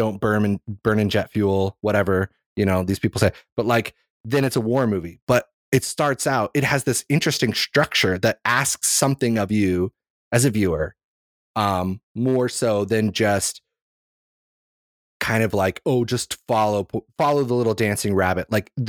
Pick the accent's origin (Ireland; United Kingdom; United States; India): Ireland; I'm Irish.